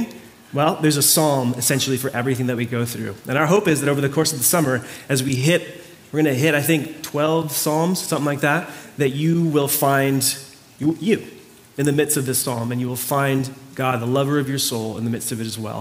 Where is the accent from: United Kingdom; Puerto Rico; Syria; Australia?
Puerto Rico; Mayagüez; moved away; My hometown is called Mayagüez